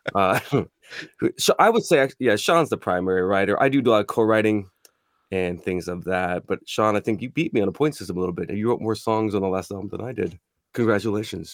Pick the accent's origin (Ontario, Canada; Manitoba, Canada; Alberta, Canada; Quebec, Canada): Ontario, Canada; Toronto; we were born and raised in Toronto, so that's, that's home ground for us.